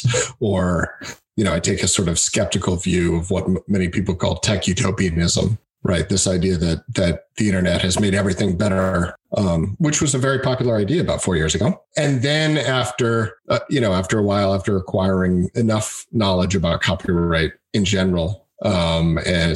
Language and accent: English; United States; I am an American, as in a United States American